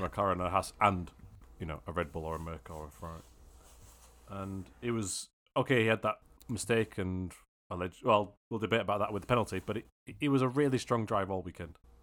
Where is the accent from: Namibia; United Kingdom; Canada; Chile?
United Kingdom; I'm British.